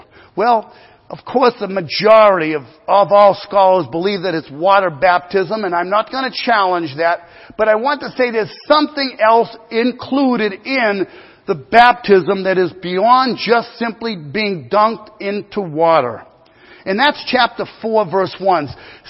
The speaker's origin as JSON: {"language": "English", "country": "United States", "said": "Being an American person and a Christian in America"}